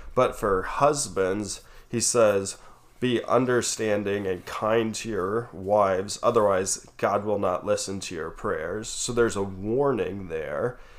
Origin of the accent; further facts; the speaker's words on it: Colorado Springs, Colorado, United States; we were growing up in Colorado Springs